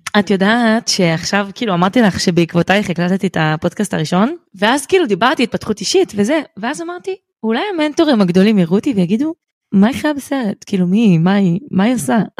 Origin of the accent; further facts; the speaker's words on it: Bat Yam, Tel Aviv District, Israel; אני מבת ים